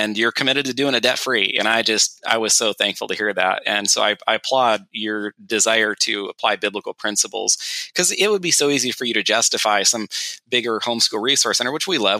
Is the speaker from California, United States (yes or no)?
yes; California, United States; moved away; my wife and I grew up in California together